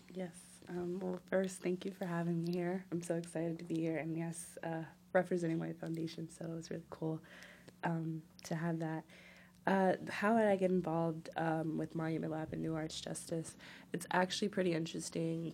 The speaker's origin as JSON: {"language": "English", "town": "Newark", "region": "New Jersey", "country": "United States", "tie": "born or raised there", "said": "my hometown"}